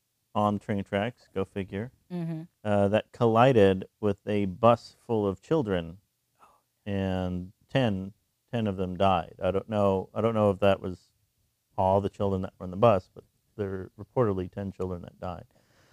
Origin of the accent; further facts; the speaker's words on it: Texas, United States; I'm from Texas, listeners at home, if you didn't know that. I'm from Texas.